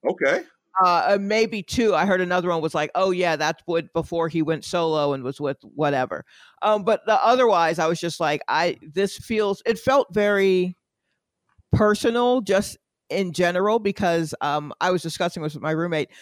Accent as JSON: {"language": "English", "town": "Atlanta", "region": "Georgia", "country": "United States", "said": "I am from Atlanta"}